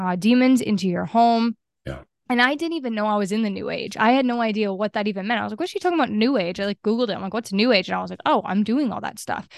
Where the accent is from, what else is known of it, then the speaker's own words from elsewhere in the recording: Maine, United States; I'm from Maine, and I grew up in Maine, and, um, I currently am still here